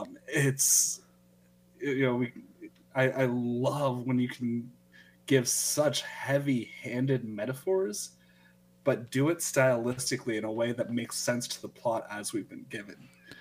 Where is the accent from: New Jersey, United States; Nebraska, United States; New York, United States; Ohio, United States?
Nebraska, United States; growing up in Nebraska.